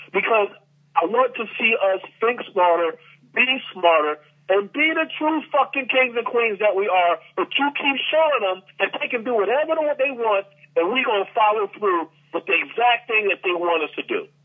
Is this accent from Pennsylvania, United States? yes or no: yes; Philadelphia, Pennsylvania, United States; now in Atlanta, United States; My hometown Philly